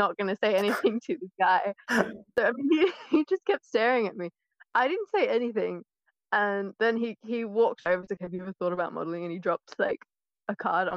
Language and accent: English; Australia; moved away as an adult; also born or lived in London / Oxford; now in United Kingdom; I was born in Australia